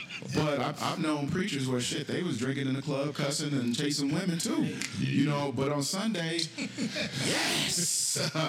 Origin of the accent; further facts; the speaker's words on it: the South, United States; growing up in the South